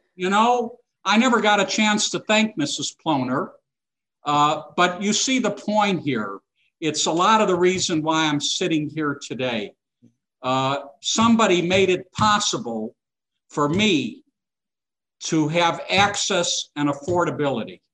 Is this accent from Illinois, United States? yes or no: yes; Chicago, Illinois, United States; I was born in Chicago uh, to two immigrant parents uh, who came from Eastern Europe